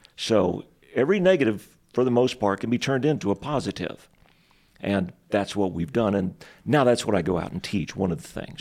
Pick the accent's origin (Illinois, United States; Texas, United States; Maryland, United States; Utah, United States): Texas, United States; moved away as an adult; now in Spokane, United States; the place that I grew up in Texas was literally the poorest city in the entire United States of America